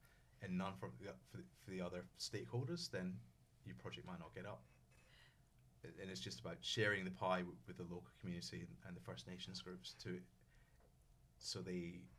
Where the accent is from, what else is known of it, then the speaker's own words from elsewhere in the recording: Scotland, United Kingdom; I'm from Scotland